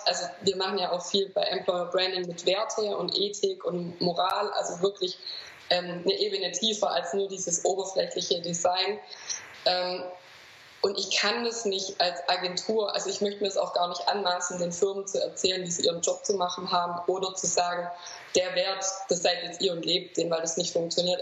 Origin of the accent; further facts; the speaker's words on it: Swabia, Baden-Württemberg, Germany; accent: Swabian; ich bin aus dem Schwabenland, das wird man auch hören